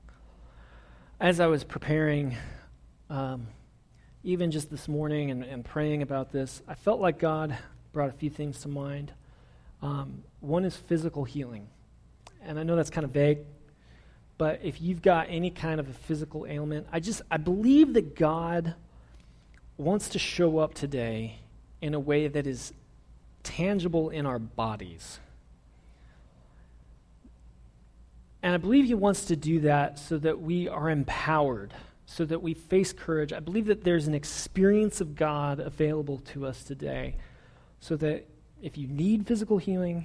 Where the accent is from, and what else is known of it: United States; also born or lived in Springfield, Missouri